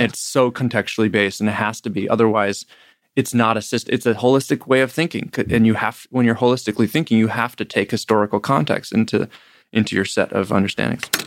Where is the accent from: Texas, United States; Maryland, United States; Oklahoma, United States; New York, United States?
New York, United States; Ithaca; growing up in Ithaca, New York, with, where Cornell University is